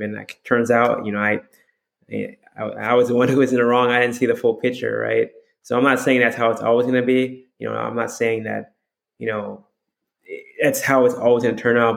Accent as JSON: {"language": "English", "region": "Hawaii", "country": "United States", "also_born_or_lived": "Texas", "moved": "as an adult", "said": "I'm from Hawaii"}